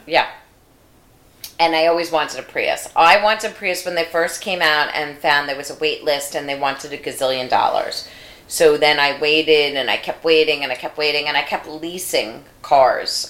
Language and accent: English; New York, United States; moved away; also born or lived in Washington D.C.; I'm from New York, and I lived in Washington D.C.